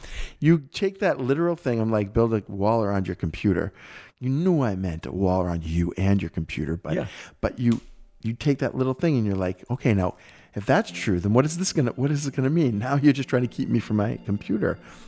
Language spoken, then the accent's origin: English; United States; I always call that Phi. But that's because I'm American.